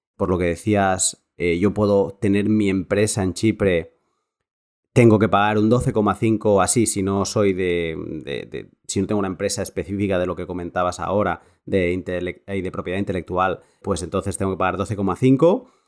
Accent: Spain; Yo soy un español

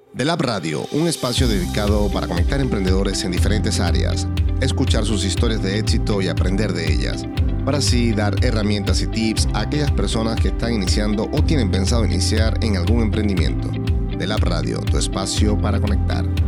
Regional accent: Venezuela; moved away as an adult; now in United States; cuando yo salí de Venezuela tenía 28 años

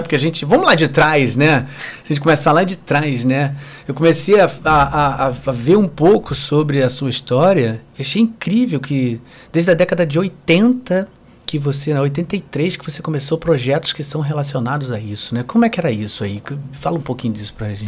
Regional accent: Rio de Janeiro, Brazil; eu morava na Tijuca, morei desde, desde que nasci na Tijuca

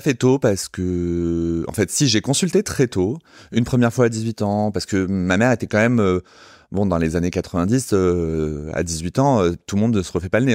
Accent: Sarcelles, Île-de-France, France; je suis euh, banlieusard, je viens de Sarcelles.

